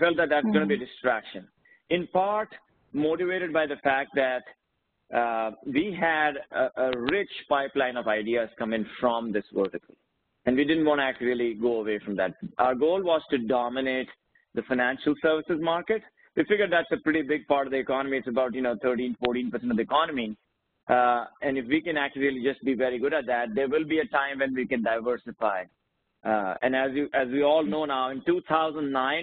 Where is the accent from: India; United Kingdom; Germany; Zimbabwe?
India; now in United States; I grew up in India